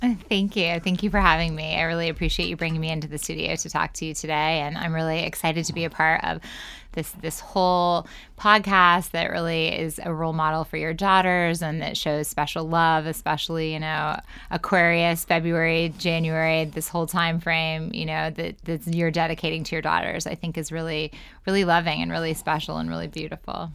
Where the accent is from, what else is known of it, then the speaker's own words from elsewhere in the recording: Ohio, United States; now in New York City, United States; I was born in Ohio.